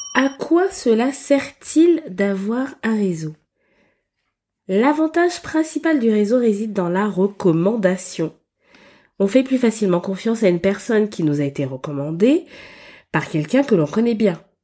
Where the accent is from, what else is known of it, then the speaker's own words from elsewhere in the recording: Gabon; j'ai beaucoup évolué pendant mon enfance au Gabon